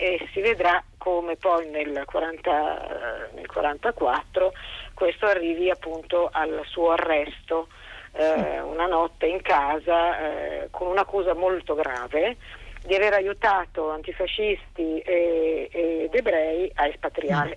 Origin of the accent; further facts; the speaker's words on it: Milan, Lombardy, Italy; essendo io milanese